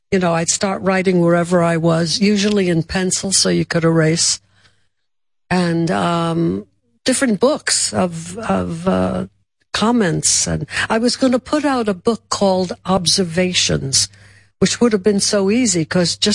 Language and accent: English; Brooklyn, New York, United States; from Brooklyn.